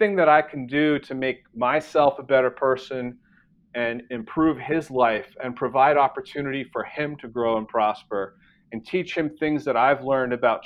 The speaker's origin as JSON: {"language": "English", "town": "New York City", "region": "New York", "country": "United States", "tie": "born or raised there", "moved": "as an adult", "lives_now": "Austin, United States", "said": "I grew up in New York"}